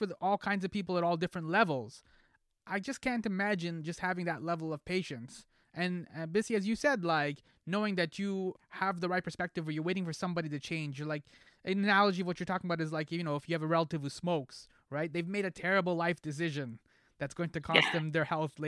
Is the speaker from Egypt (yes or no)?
yes; Egypt; I'm from Egypt